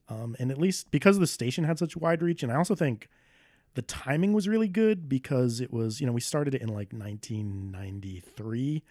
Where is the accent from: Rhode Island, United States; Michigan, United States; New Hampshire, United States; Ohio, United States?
Rhode Island, United States; Smithfield; also born or lived in Boston; I grew up in a town called Smithfield in Rhode Island